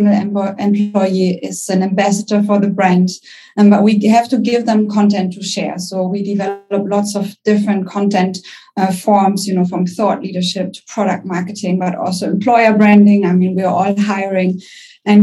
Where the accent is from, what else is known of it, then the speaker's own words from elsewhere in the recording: Germany; accent: German; English is a second language; I'm German. You can probably hear it by my accent